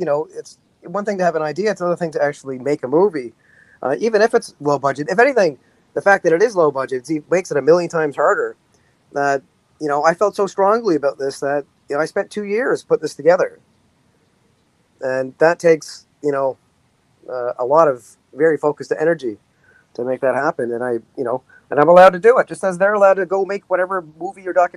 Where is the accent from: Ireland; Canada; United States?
Canada; as a Canadian